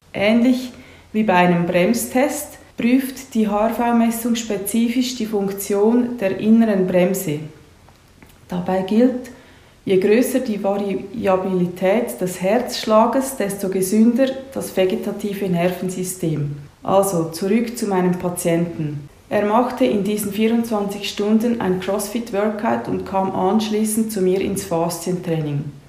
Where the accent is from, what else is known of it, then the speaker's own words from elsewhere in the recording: Horw, Lucerne, Switzerland; Aufgewachsen bin ich in Horb bei Luzern